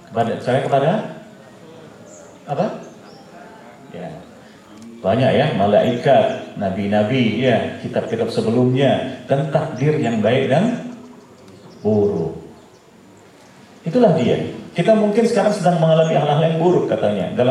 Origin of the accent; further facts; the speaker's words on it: Java, Indonesia; Nih, karena saya juga Jawa ya saya kurang Jawa-Jawa gitu.